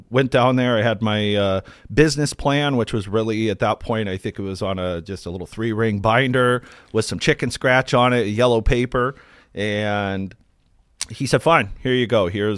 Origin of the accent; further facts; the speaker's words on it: Akron, Ohio, United States; I grew up in Akron, Ohio, and after a lot of my friends were going to college